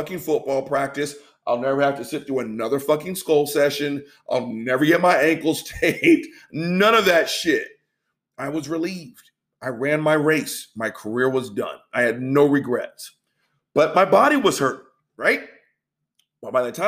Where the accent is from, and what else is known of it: Texas, United States